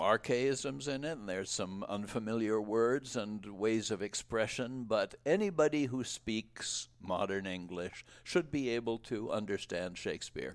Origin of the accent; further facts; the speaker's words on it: Providence, Rhode Island, United States; moved away; I was born in Rhode Island